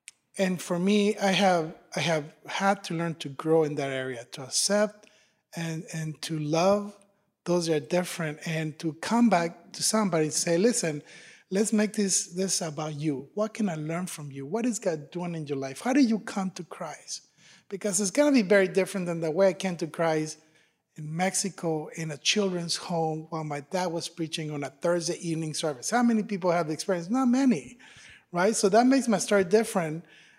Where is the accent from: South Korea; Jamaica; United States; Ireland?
Ireland; don't be fooled by the accent, I'm Irish, right?